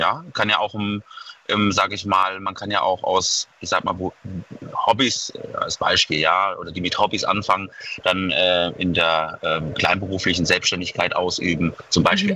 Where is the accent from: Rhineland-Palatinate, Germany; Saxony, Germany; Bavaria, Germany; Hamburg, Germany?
Rhineland-Palatinate, Germany; Mainz; Ich komme aus Mainz